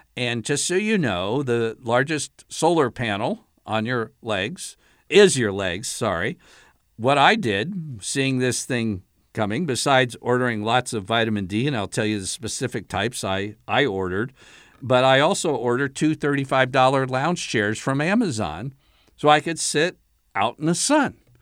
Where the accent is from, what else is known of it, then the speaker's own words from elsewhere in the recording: Allentown, Pennsylvania, United States; I was a real little guy, uh, growing up in Allentown, Pennsylvania.